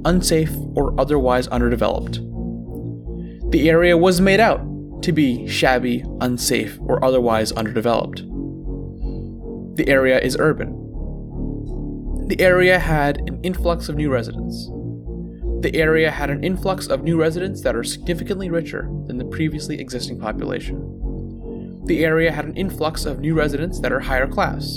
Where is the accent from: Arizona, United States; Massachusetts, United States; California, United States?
Massachusetts, United States; Franklin; my hometown, Franklin, Massachusetts